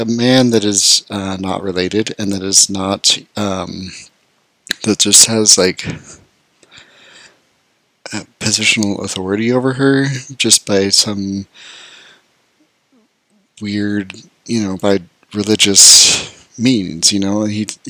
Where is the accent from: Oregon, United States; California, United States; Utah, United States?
Utah, United States; I grew up in Utah, in a super small town where almost everyone is Mormon.